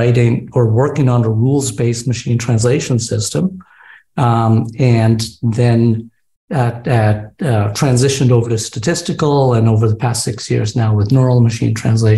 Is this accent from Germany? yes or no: no; New England, United States; I grew up in New England